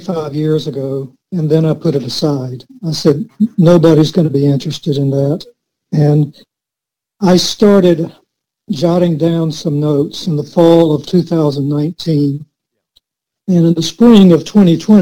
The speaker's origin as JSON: {"language": "English", "town": "Valdosta", "region": "Georgia", "country": "United States", "tie": "born or raised there", "said": "in my junior high school years, I took art from a noted artist in South Georgia. And then when we moved to Valdosta, I took from the head of the art department at Valdosta State before my freshman year in high school"}